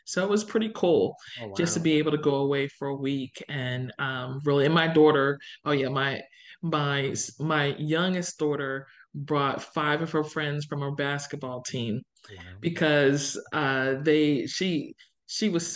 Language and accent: English; New Jersey, United States; moved away as an adult; also born or lived in Philadelphia area; now in Indiana, United States; I grew up in New Jersey. So I grew up in South Jersey, which is different.